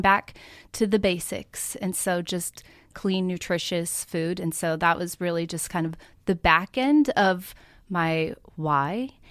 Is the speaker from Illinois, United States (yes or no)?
no; Oregon, United States; moved away as an adult; now in Middle Tennessee, United States; I grew up in Oregon